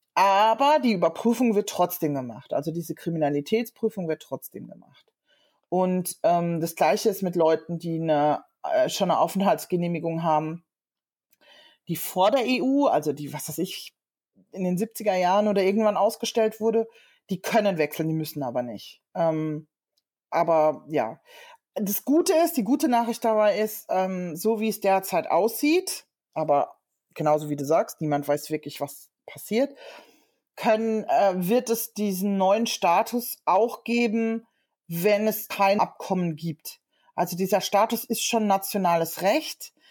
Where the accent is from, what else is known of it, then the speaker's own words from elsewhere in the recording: Germany; moved away as an adult; now in London, United Kingdom; bin eigentlich ähm, ja, gebürtige Deutsche und habe seit einem Jahr auch die britische Staatsangehörigkeit